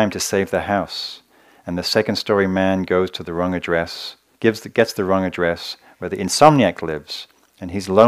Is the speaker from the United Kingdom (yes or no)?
yes; England, United Kingdom; moved away; I come from England, this like incredibly quirky culture